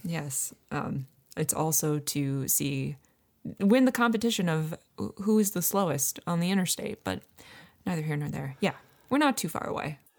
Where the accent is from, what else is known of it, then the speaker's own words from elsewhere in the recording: Finger Lakes, New York, United States; moved away as an adult; also born or lived in Syracuse, United States; now in Philadelphia, United States; I'm from the Finger Lakes